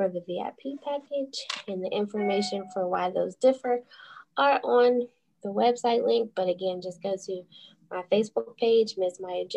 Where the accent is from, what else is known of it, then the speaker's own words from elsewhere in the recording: Pittsburgh, Pennsylvania, United States; I'm from Pittsburgh